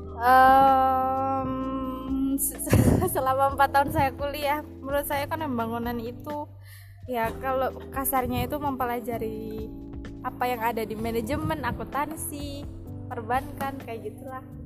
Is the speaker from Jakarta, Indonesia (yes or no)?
no; Malang, East Java, Indonesia; udah dari dari kecil kan di Malang